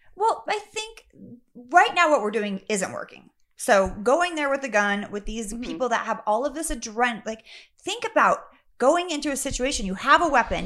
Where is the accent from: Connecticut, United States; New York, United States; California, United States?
California, United States; Sacramento; I grew up in Sacramento.